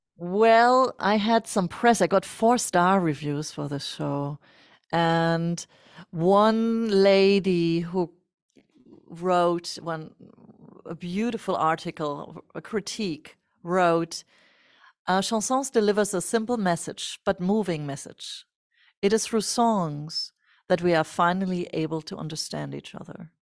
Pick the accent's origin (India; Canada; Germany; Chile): Germany; born or raised there